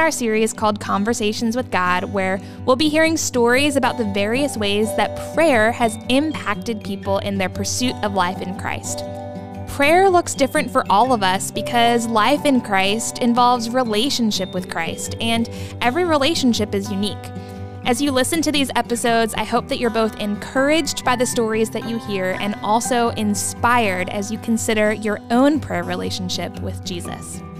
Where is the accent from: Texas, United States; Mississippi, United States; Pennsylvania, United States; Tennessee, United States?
Pennsylvania, United States; Pittsburgh; moved away as an adult; now in Lancaster, United States; um, grew up in Pittsburgh